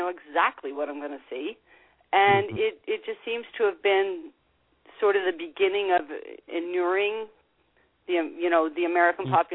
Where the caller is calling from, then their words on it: Canada; Uh, this is … from Canada.